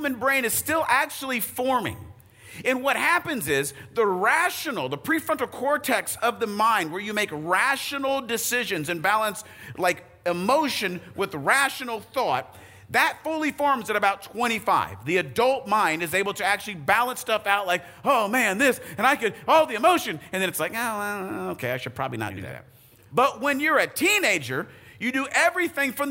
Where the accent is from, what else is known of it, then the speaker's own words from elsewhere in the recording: Arizona, United States; I grew up in Arizona